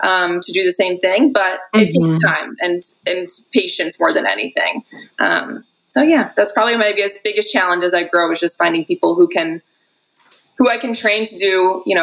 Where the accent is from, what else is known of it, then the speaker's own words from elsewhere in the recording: Connecticut, United States; I'm from Connecticut, yeah.